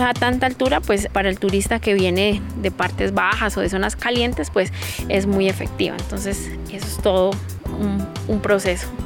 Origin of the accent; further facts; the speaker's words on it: Guambía reservation, Misak, Cauca, Colombia; Soy indígena Misak del resguardo de Guambía